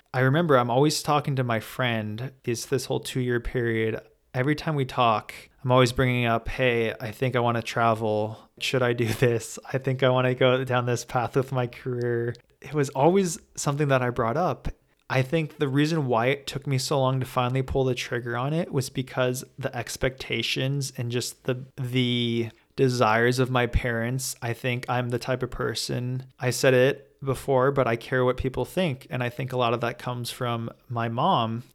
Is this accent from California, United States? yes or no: yes; Los Angeles, California, United States; growing up in Los Angeles, going to private school my entire life